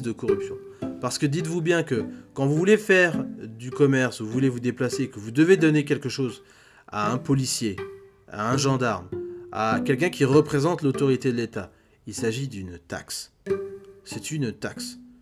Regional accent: Republic of the Congo; je suis congolais moi-même

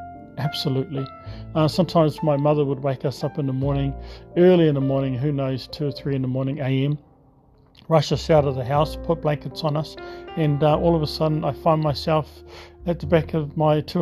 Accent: Tokomaru Bay, Gisborne, New Zealand; I was brought up on the east coast of New Zealand, a beautiful little seaside township.

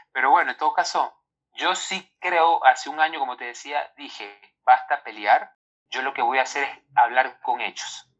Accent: Ecuador; nosotros los ecuatorianos

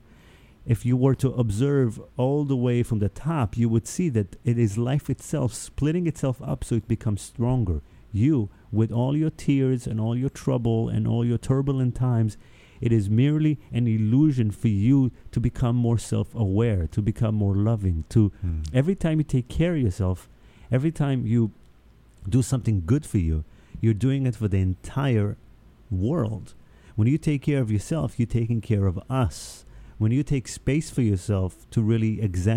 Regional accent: Israel; first language Hebrew; English is a second language; also born or lived in New York; now in United States; I grew up in Israel.

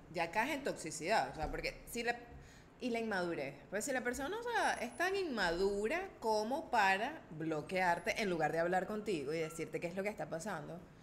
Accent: Caracas, Capital District, Venezuela; yo vengo de Caracas

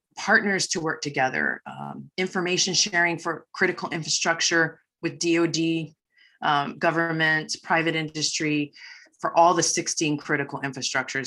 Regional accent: Waipahu, Hawaii, United States; I was born and raised here in Hawaii

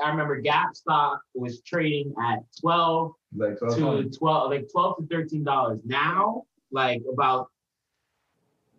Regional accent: New York, United States; we're from New York, but we went to Roosevelt Field Mall

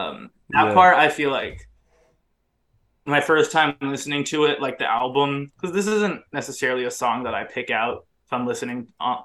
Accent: Orange County, California, United States; I'm also from Orange County

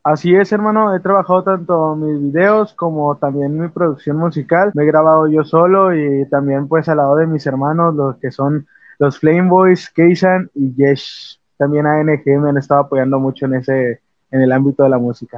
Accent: Monterrey, Nuevo León, Mexico; nacido aquí en Monterrey, tengo sangre de, de, Reynosa, Tamaulipas, pero soy nacido aquí en, aquí en Monterrey. Llevo toda mi vida aquí

